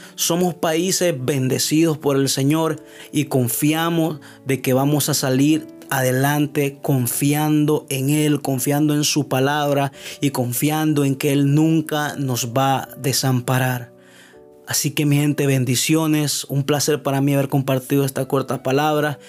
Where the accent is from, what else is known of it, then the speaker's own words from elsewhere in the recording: Honduras; mi país Honduras